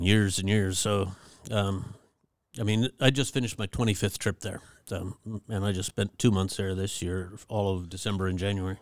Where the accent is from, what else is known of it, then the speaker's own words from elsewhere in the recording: Fairbanks, Alaska, United States; also born or lived in Anchorage, Alaska; I was born in Anchorage, um, but, um, we had moved to Fairbanks